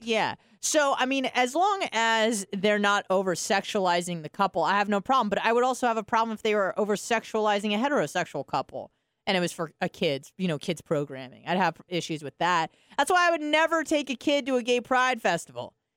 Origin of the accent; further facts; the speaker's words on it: California, United States; moved away; I was from California